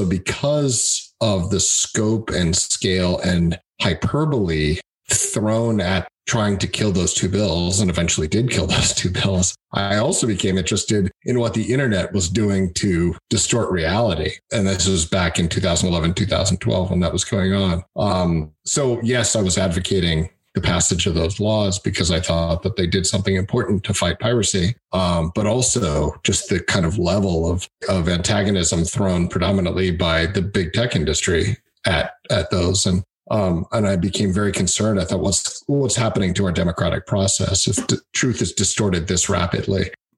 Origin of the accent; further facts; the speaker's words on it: United States; I am an American, as in a United States American